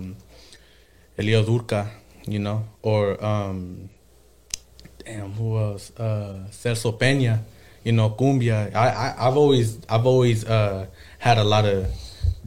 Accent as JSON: {"language": "English", "town": "Sacramento", "region": "California", "country": "United States", "tie": "born or raised there", "also_born_or_lived": "Hollister, California", "said": "I was mostly raised in Sacramento, though."}